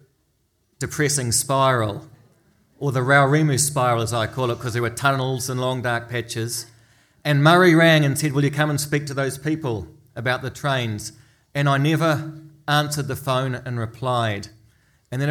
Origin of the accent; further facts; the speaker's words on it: Auckland, New Zealand; I grew up in Remuera with three uncles and 12 cousins